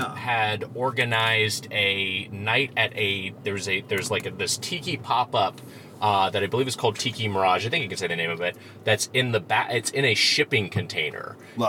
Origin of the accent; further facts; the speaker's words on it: Lakewood, California, United States; also born or lived in Long Beach, California; I'm from L.A. County. I'm from Lakewood, California, which is right next to Long Beach.